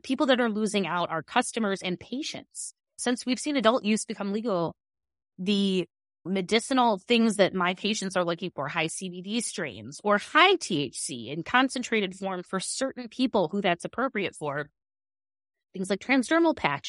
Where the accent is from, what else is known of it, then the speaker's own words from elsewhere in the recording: Chicago, Illinois, United States; I grew up in Illinois. I'm from here.